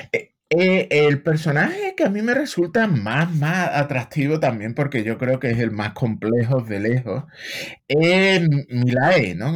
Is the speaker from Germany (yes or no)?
no; Seville, Andalusia, Spain; moved away as an adult; now in United States